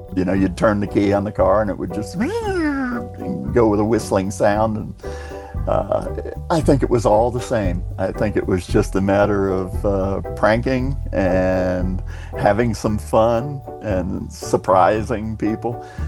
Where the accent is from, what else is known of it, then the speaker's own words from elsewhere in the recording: Clearwater, Florida, United States; I'm from Clearwater, Florida. Spent uh, most all of my life there